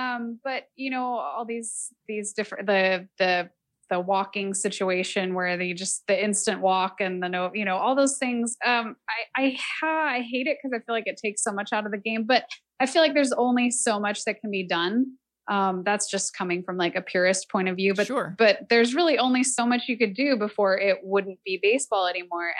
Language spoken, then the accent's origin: English; Salt Lake City, Utah, United States; also born or lived in San Francisco Bay Area, California; now in Nashville, United States; I grew up mostly in Salt Lake City because my parents uh, had worked for the airlines and the San Francisco base closed